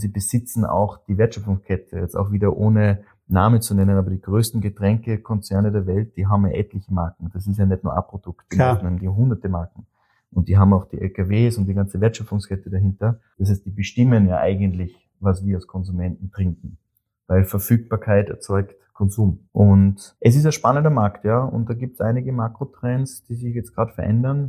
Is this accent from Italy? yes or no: no; Austria; als Österreicher